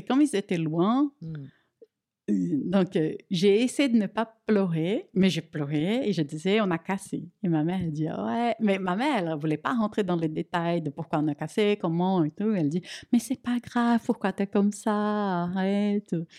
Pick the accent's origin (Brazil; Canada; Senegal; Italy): Brazil; French is a second language; moved away as an adult; now in France